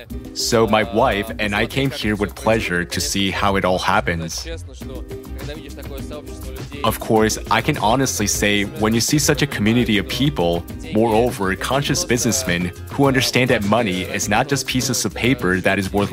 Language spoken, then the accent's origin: English; Kazan, Tatarstan, Russia; now in Moscow, Russia; I am from Kazan. I live in Moscow.